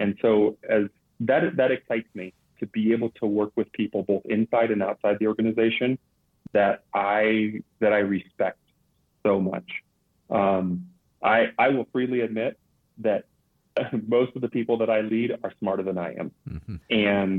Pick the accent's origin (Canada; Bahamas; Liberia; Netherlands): Liberia; When I grew up in this organization, growing up in Liberia, we had, I don't know, probably 3 expatriate missionaries for every language community that we worked with.